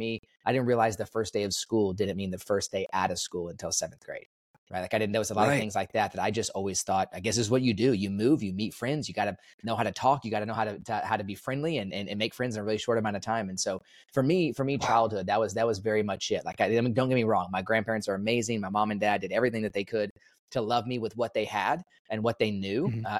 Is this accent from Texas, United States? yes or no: yes; Dallas, Texas, United States; also born or lived in Kansas; So I was born in Kansas, but I only lived there for about a week or so. So I don't really claim Kansas. I came to Texas after that, and I've been in Texas my whole life. So Dallas area mostly